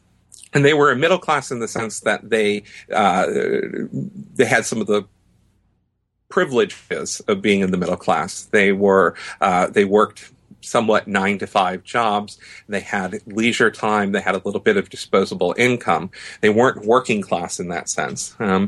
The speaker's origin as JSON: {"language": "English", "region": "New Hampshire", "country": "United States", "tie": "born or raised there", "said": "I grew up in New Hampshire and had a Lebanese-American mother who I think is probably the first influence and owes a lot of credit for this book."}